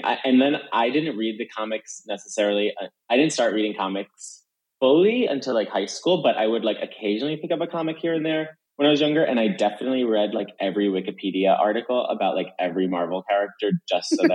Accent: Jersey Shore, New Jersey, United States; I grew up in the Jersey Shore

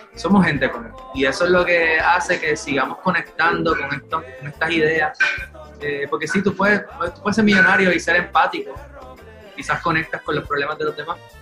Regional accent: Puerto Rico; nosotros, siendo una banda puertorriqueña

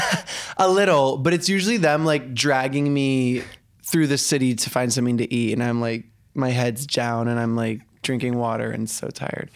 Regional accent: Denver, Colorado, United States; also born or lived in Colombia; I was born in Colombia and adopted when I was super young, but I was raised in Denver

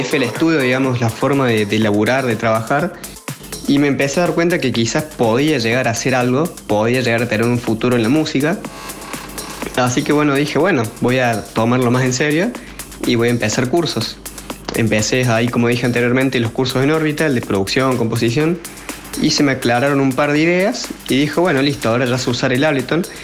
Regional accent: Córdoba, Argentina; soy de Córdoba, tengo 20 años

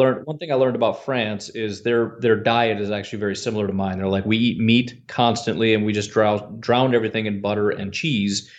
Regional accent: Illinois, United States; I grew up in Illinois, but my dad is from Wisconsin

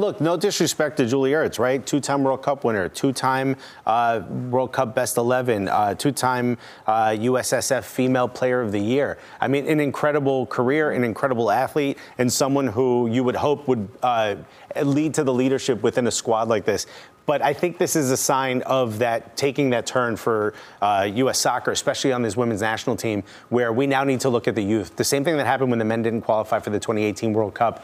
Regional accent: Newark, New Jersey, United States; Growing up in Newark

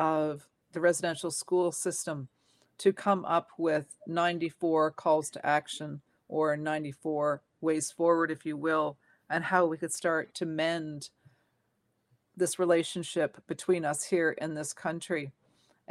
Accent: Toronto, Ontario, Canada; I was born here in Toronto, where I'm speaking to you from right now.

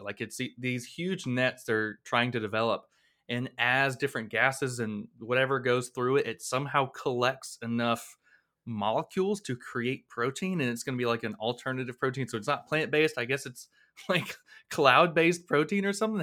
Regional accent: Blountstown, Florida, United States; my hometown of Bluntstown

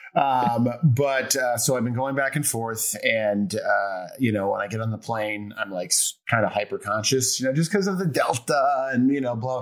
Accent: Chicago, Illinois, United States; now in Los Angeles, United States; I'm from Chicago, so right. I have like northern blood

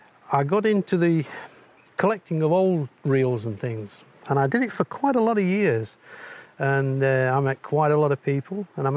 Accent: Barnard Castle, North East England, United Kingdom; also born or lived in High Peak, Derbyshire

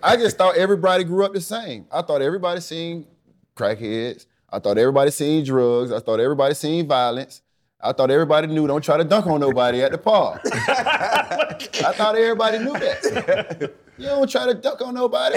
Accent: South Florida, United States; I was a football player growing up in South Florida

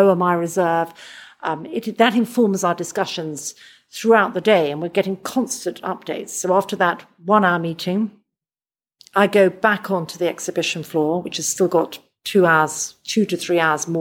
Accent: London, United Kingdom; I'm from London

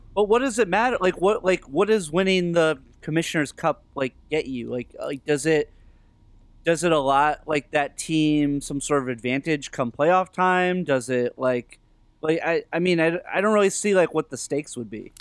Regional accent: Northeast, United States; growing up in the Northeast

